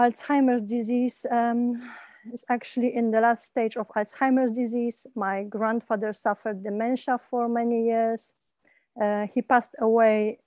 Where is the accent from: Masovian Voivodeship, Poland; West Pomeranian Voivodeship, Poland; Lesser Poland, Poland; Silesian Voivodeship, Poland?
Lesser Poland, Poland; Kraków; also born or lived in England; when I came back to Poland from England. I used to live in England for 12 years